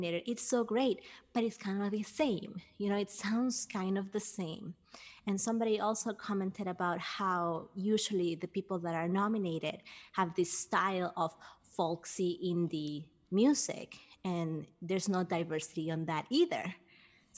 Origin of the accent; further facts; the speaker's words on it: Peru; moved away; I grew up in Peru, and I've always been working with kids